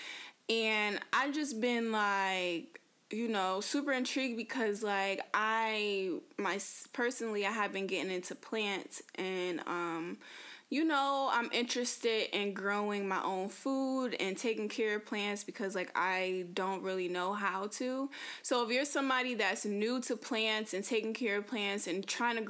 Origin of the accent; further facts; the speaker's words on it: Connecticut, United States; moved away as an adult; I come from Connecticut, so I was born and raised in Connecticut. I lived there for 25 years